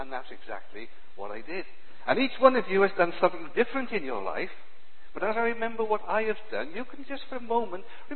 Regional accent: Cardiff, Wales, United Kingdom; I was born in Cardiff in 1947

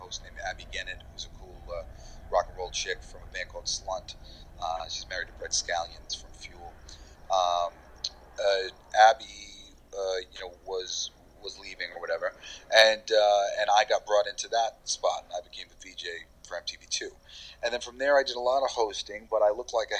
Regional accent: New York, United States; accent: New York; Like, I'm from fucking New York. Remember, I'm trying to get my New York accent back whenever possible, because like I got rid of it to be a voiceover actor, be a host or whatever.

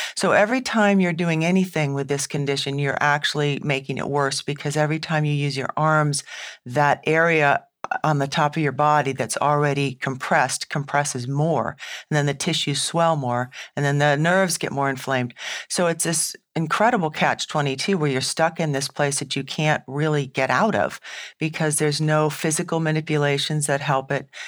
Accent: New England, United States; I'm from New England

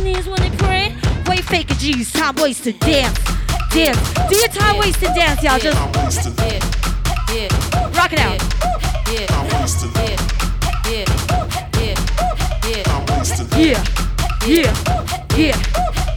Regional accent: Vancouver, British Columbia, Canada; moved away as an adult; also born or lived in Los Angeles; now in Singapore; I was born in Singapore, raised in Vancouver, worked

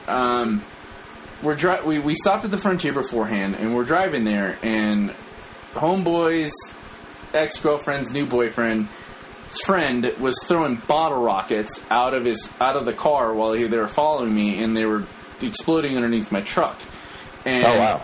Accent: New Mexico, United States; moved away; we're all from New Mexico

